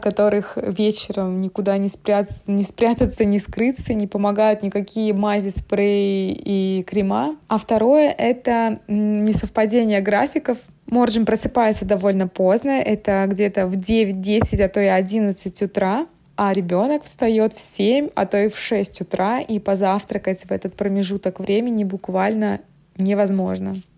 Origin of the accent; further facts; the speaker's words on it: Moscow, Russia; Мы из Москвы